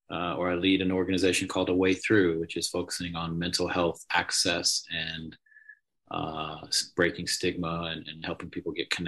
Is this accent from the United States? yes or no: no; England, United Kingdom; born there; moved away; I was born in England, uh, but uh, obviously don't have an accent anymore.